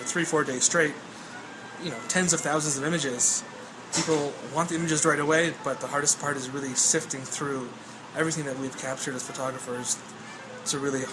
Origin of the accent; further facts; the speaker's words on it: Montreal, Quebec, Canada; now in Chicago, United States; I'm currently based in Chicago. I'm born and raised in Montreal, Canada